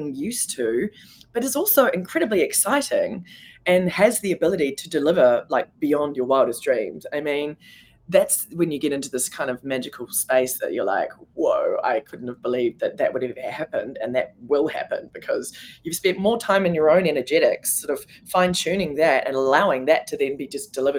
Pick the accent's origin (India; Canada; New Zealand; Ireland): New Zealand; moved away as an adult; also born or lived in New York; being a New Zealander, I was on a particular visa